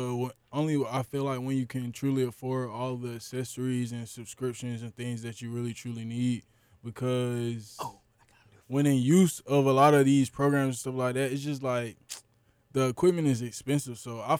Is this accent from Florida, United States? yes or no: yes; Florida, United States; You know, I'm from Florida, Florida.